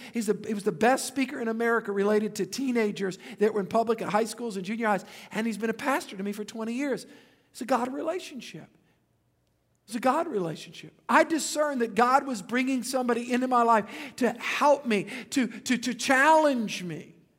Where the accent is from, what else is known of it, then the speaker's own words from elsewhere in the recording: Louisiana, United States; I'm from Louisiana